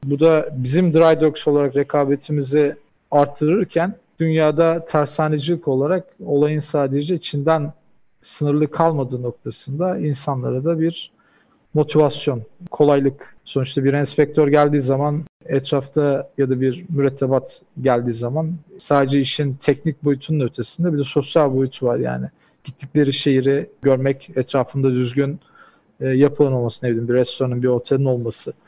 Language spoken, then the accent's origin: Turkish; Samsun, Turkey; moved away as an adult; also born or lived in Istanbul / Japan; now in Dubai, United Arab Emirates; 1987 Samsun doğumluyum. İlk orta ve lise eğitimi Samsun'da tamamladım.